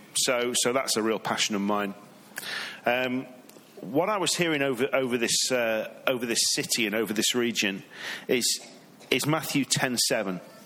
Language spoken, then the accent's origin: English; England, United Kingdom; now in Redding, United States; I'm from England.